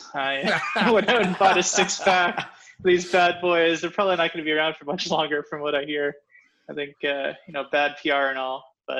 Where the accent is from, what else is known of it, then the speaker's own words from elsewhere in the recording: Ottawa, Ontario, Canada; growing up in Ottawa, that's where I came out. I went to high school there, went to Ottawa University, and man, I hate that city.